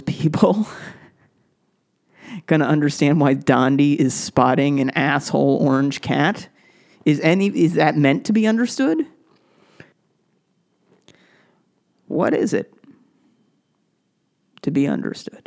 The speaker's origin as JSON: {"language": "English", "town": "Brookline", "region": "Massachusetts", "country": "United States", "tie": "born or raised there", "said": "I grew up in Brookline, Massachusetts"}